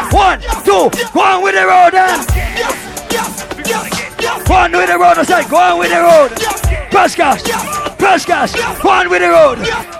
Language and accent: English; Jamaica; Hey, I am from Jamaica